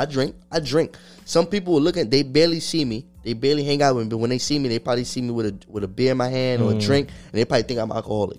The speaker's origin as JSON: {"language": "English", "town": "New York City", "region": "New York", "country": "United States", "tie": "born or raised there", "said": "I grew up in New York City"}